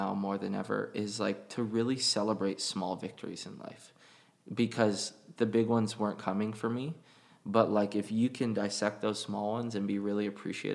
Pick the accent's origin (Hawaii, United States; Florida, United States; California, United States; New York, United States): Hawaii, United States; we're all from Hawaii.